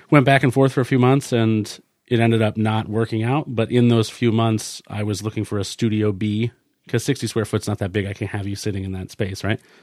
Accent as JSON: {"language": "English", "town": "Sugar Hill", "region": "New Hampshire", "country": "United States", "tie": "born or raised there", "also_born_or_lived": "Concord, New Hampshire", "said": "I was born in Concord, New Hampshire. I lived in a little town called Sugar Hill, which I think to this day has about eight hundred people in it"}